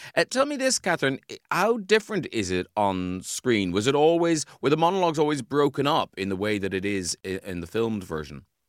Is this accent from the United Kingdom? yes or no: no; Ireland; moved away; when I was a kid growing up in Ireland